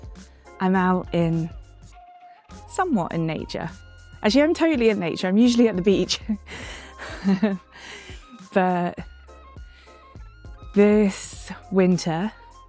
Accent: London, United Kingdom; moved away; I grew up in London

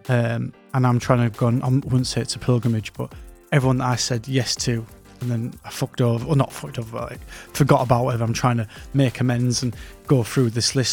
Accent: Scotland, United Kingdom; I'm from Scotland

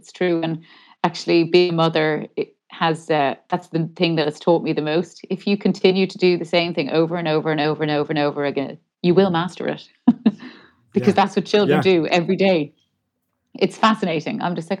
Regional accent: Dublin, Leinster, Ireland; I'm from Dublin. Yeah. I mean, we moved around a good bit, but yeah, I'm from Dublin.

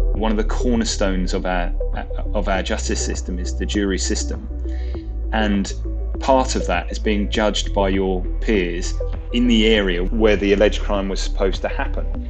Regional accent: Croydon, London, United Kingdom; moved away; also born or lived in Bristol; I grew up in Croydon

